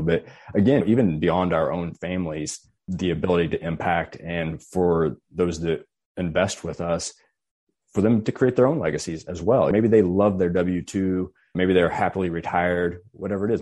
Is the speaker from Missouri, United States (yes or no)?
yes; rural Missouri, United States; a fairly rural area of Missouri, close to my hometown.